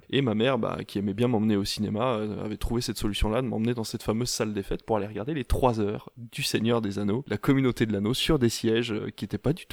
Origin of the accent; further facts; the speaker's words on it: Normandy, France; Moi, je viens de Normandie, qui n'est pas très loin de la Belgique